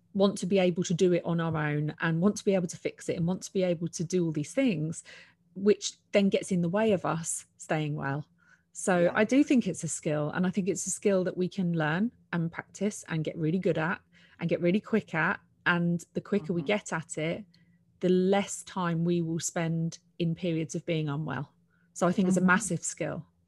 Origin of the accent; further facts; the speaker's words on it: United Kingdom; I'm a Brit